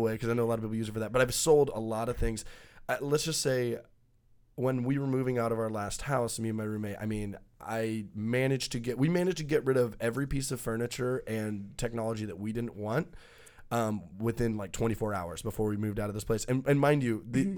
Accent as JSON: {"language": "English", "region": "Texas", "country": "United States", "tie": "born or raised there", "said": "we grew up in Texas"}